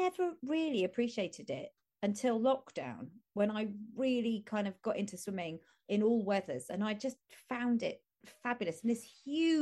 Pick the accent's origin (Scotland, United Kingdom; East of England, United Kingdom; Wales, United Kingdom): East of England, United Kingdom; Chelmsford; I grew up in Chelmsford in Essex